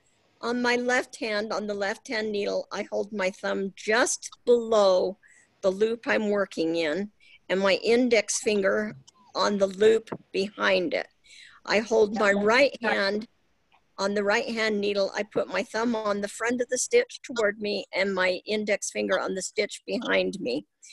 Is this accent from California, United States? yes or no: no; Salt Lake City, Utah, United States; from Salt Lake City, Utah.